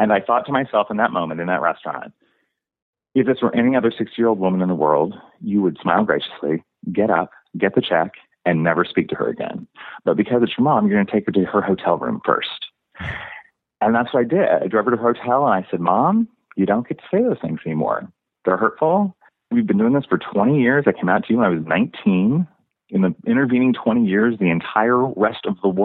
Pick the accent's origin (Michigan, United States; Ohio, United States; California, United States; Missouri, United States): Missouri, United States; Kansas City; I grew up in Kansas City.